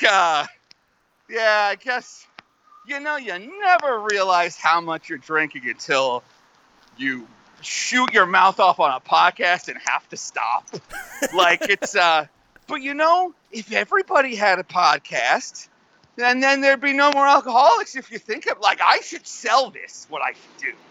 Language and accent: English; United States